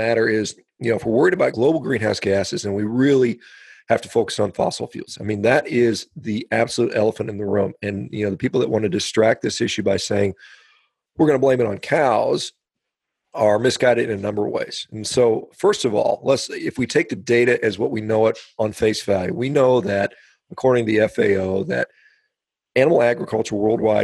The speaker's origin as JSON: {"language": "English", "country": "United States", "said": "as an American"}